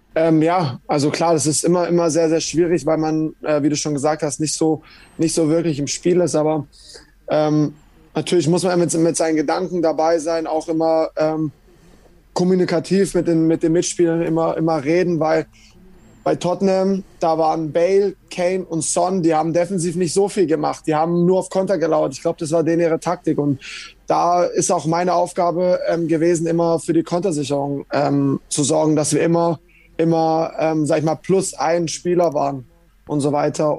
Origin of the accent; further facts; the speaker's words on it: Bietigheim-Bissingen, Baden-Württemberg, Germany; also born or lived in Leverkusen; now in London, United Kingdom; bei meinem Heimatverein SV Germania Bietigheim